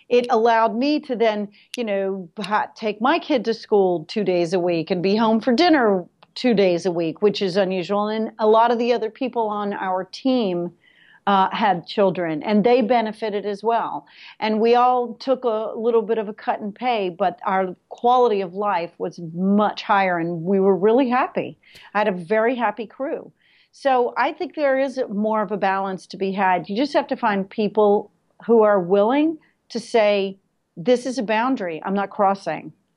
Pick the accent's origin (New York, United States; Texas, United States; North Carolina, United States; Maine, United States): New York, United States; I'm a New Yorker